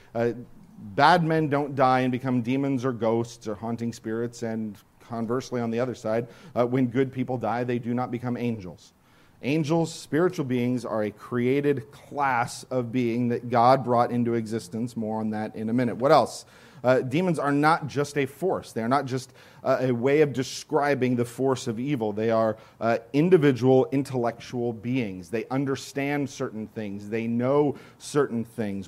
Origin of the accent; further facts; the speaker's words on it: Santa Clarita, California, United States; I am from Santa Clarita, except that I'm not really. Because if anybody lives in Santa Clarita and knows that area, I would never say that I was from Santa Clarita. I would say that I lived in Canyon Country